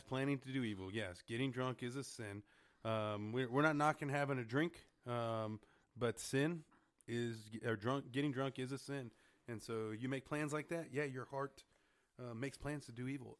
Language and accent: English; Harlingen, Texas, United States; I'm from Harlingen